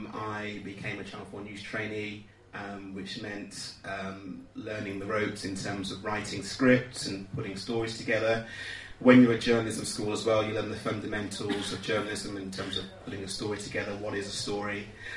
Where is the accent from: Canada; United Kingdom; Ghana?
United Kingdom; Dudley, West Midlands; I'm from Dudley in the West Midlands. People don't think that because of my accent, but it's true. I say A's rather than R's when I speak generally. And yes, I grew up in a Christian home.